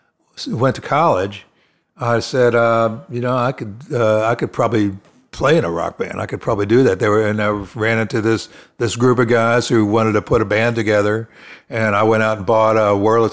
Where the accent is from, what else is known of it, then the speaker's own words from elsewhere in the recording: Clearwater, Florida, United States; also born or lived in Pennsylvania / Sarasota; I was born in Pennsylvania, moved to Florida as a first grader, lived in Clearwater until I went to junior high school and moved to Sarasota.